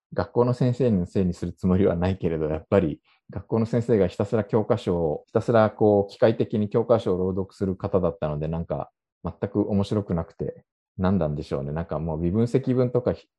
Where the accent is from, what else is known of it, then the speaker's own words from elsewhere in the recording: Japan; moved away as an adult; now in South Korea; 日本生まれ韓国在住経験あり今も2回目の韓国在住している日本人